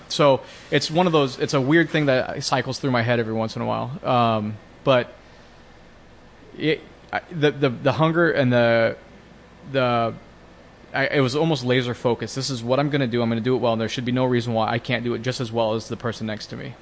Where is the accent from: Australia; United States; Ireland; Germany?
United States; Bellevue, Washington; I grew up in Washington State, up in, you know, the suburbs of Seattle in Bellevue